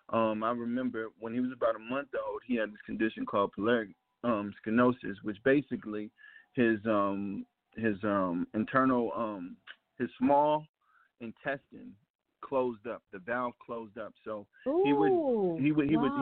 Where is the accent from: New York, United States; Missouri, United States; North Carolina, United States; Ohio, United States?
Missouri, United States; Ferguson; born or raised there; moved away